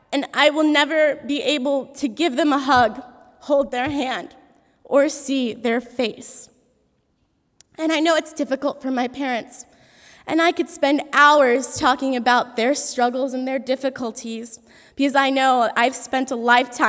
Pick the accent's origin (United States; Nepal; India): United States; I was born in the United States